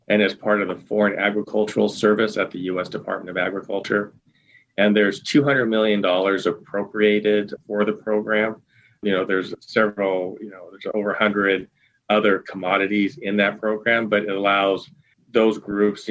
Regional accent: Eastern Oregon, United States; growing up in Eastern Oregon on a small family farm

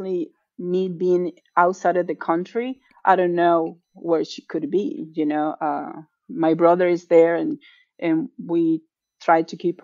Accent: Venezuela; moved away as an adult; now in Atlanta, United States; being Venezuelan and living the problems that Venezuela has

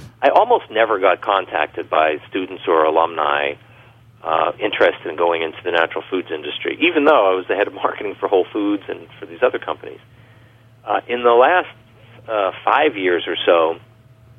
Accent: Long Island, New York, United States; moved away; I grew up on Long Island, but I've been away from New York other than visits for a long time.

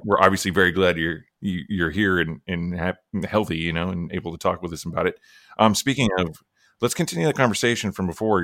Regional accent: Oklahoma, United States; I'm from Oklahoma

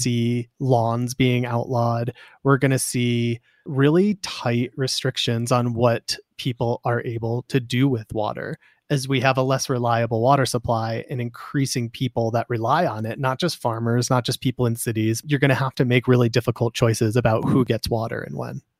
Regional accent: Simsbury, Connecticut, United States; moved away as an adult; now in Nevada, United States; I grew up in Simsbury, Connecticut

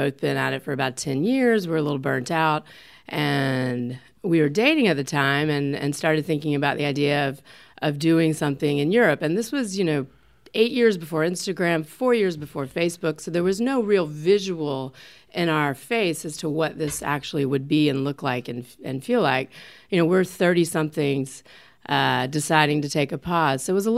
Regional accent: North Carolina, United States; moved away as an adult; now in California, United States; So I came from North Carolina to California in 98 on an advertising career

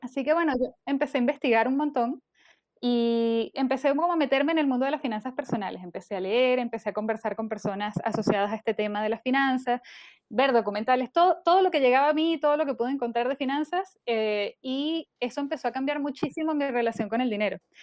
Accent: Venezuela; moved away as an adult; now in Chile; yo nací en Venezuela y yo me vine a vivir a Chile hace, bueno, en el 2014, o sea, ya casi ocho años.

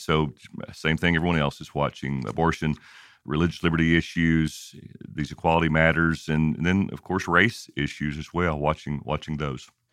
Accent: Kentucky, United States; I grew up in Kentucky

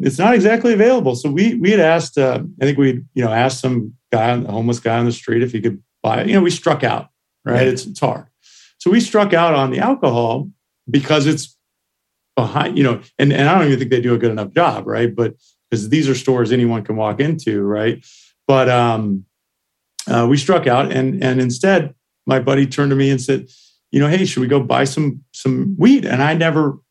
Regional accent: Santa Cruz, California, United States; also born or lived in San Jose, California / Missouri; I grew up in Santa Cruz, California

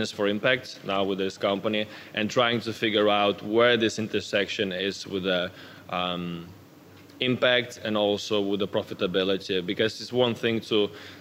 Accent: Lithuania; now in Denmark; I'm actually originally from Lithuania. I've been living in Denmark for more than 10 years now

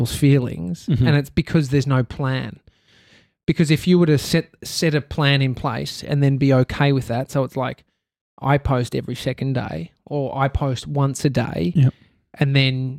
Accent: Australia; us bogan Australians

